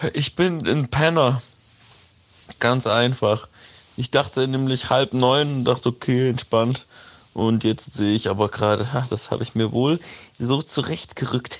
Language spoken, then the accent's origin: German; Nagold, Baden-Württemberg, Germany; moved away; also born or lived in Mannheim; Also ich komme aus dem Kaff, ich komme aus Nagold im Schwarzwald, im Schwabeländle.